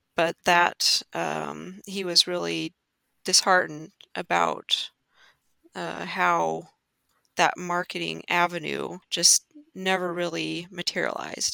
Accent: northwest Kansas, United States; I would be a fifth generation farmer in northwest Kansas. Uh, my family has been in this mm-hmm. area and around Oakley and North uh, since the 1800s

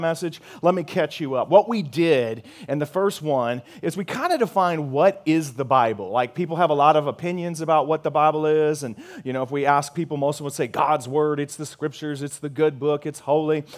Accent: Missouri, United States; moved away as an adult; now in San Antonio, United States; I'm from Missouri

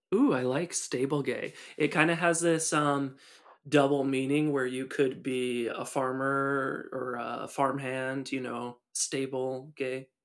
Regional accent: Seattle, Washington, United States; moved away as an adult; also born or lived in Buena Vista, Virginia / Lexington, Virginia; where I was born and raised in the Seattle area

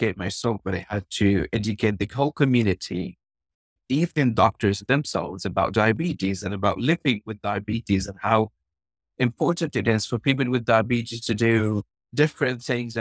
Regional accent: Gaza, Gaza Strip, Palestine; I'm from Gaza, Palestine

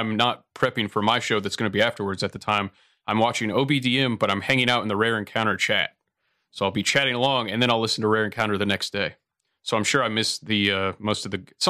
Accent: Ohio, United States; I grew up in Ohio and it's very milquetoast

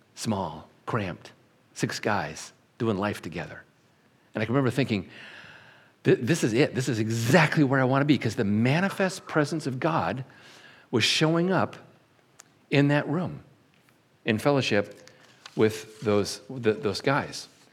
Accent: Syracuse, New York, United States; I was born in Syracuse, New York, in March. And when my mom and dad brought me back home

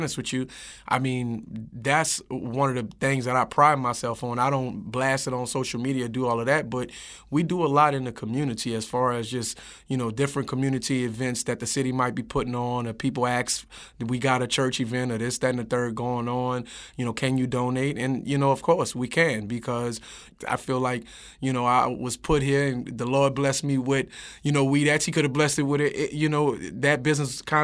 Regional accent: New Orleans, Louisiana, United States; I'm from the 7-ward.

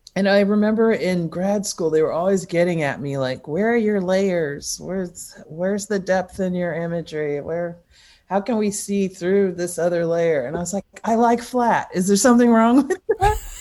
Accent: Massachusetts, United States; also born or lived in Los Angeles, California, United States; I was born in in Los Angeles, but when I was 6, we moved to Massachusetts

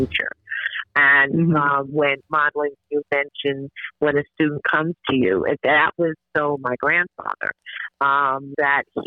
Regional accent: Grenada; I'm originally from Grenada

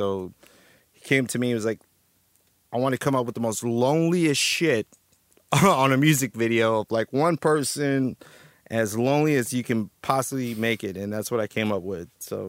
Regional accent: Texas, United States; also born or lived in New York; now in Trenton, United States; I used to live back, like, back in the day, like, you know, originally I'm from Texas, and then I moved to New York when I was younger

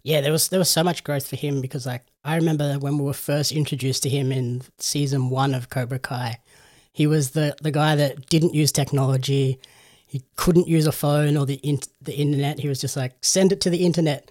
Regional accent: Australia

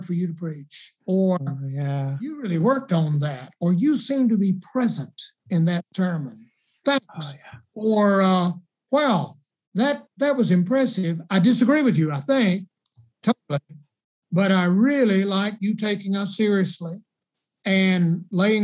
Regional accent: South Carolina, United States; I'm from South Carolina and I was there in the 70s

